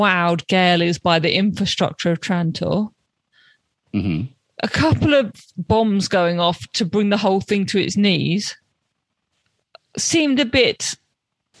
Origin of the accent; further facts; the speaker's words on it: London, United Kingdom; as a Londoner